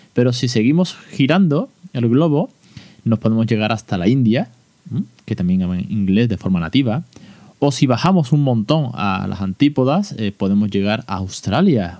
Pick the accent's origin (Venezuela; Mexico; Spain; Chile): Spain; en España